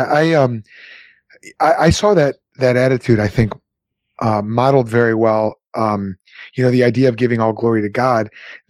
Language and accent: English; United States; speaking as an American